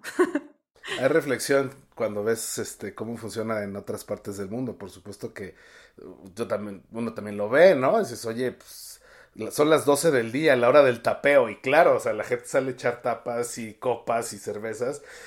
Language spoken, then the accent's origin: Spanish; Mexico City, Mexico; yo que soy chilango